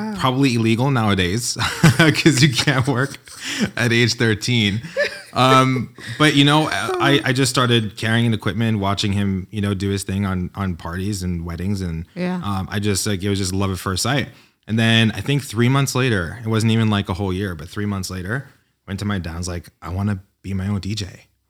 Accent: New York, United States; No, I grew up in New York, and my family were like the partiers.

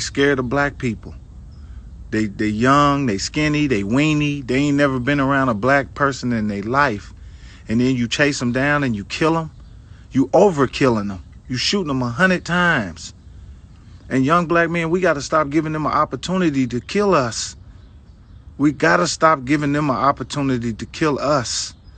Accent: Indianapolis, Indiana, United States; my hometown, Indianapolis.

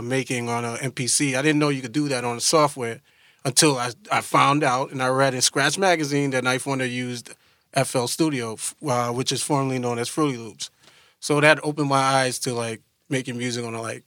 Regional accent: New York City, New York, United States; I'm from Brooklyn, New York. I grew up in Brooklyn, New York, but I come from a Guyanese background

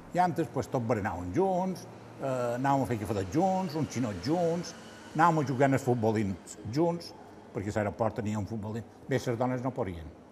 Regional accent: Palma, Balearic Islands, Spain; vaig néixer el 4 de juliol del 51, vaig néixer a Palma

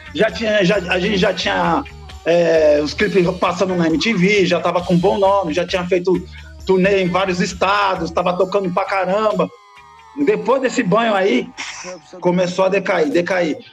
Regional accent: Rio de Janeiro, Brazil; moved away as an adult; now in São Paulo, Brazil; eu nasci aqui em São Paulo, só que eu morei um tempão, desde moleque, né, 20 e tantos anos lá no Rio de Janeiro

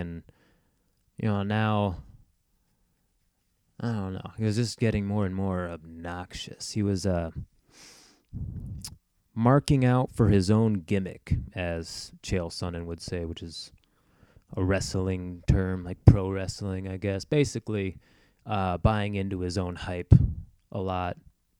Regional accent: Grand Rapids, Michigan, United States; moved away; I'm from Grand Rapids

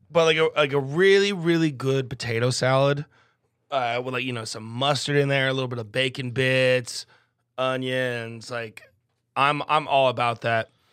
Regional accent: Midwest, United States; growing up in the Midwest

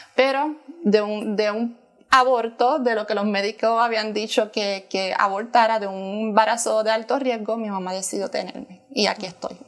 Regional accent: Trujillo Alto, Puerto Rico; moved away as an adult; now in United States; soy de Puerto Rico, de la ciudad de Trujillo Alto

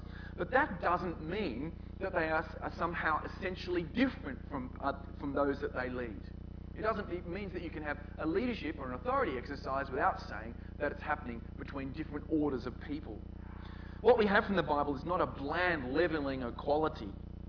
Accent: Newtown, New South Wales, Australia; I know I grew up in Newtown, and in those days, if ever I mentioned to anyone I was from Newtown, everyone would go, "Newtown? What a hole." How things have changed. I live in Newtown.

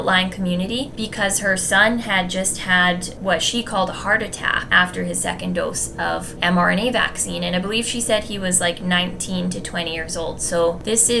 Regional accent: Canada; As Canadian citizens

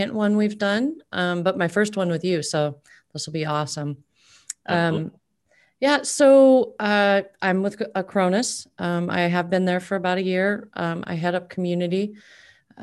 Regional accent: Omaha, Nebraska, United States; I'm from Omaha, Nebraska.

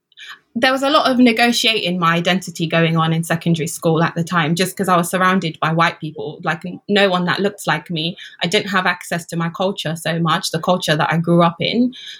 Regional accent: United Kingdom; I'm British, what do you mean?

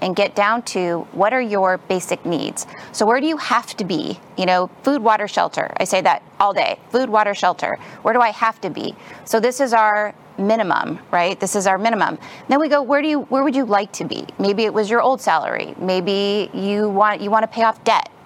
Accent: Los Angeles, California, United States; I'm from California, Southern California, Los Angeles area

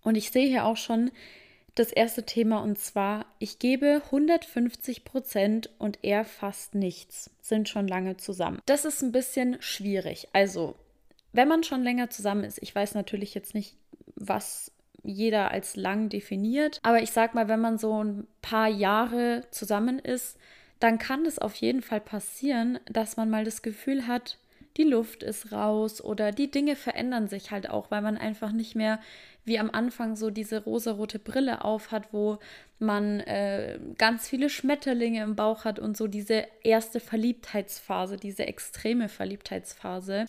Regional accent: Germany; bei uns in Deutschland

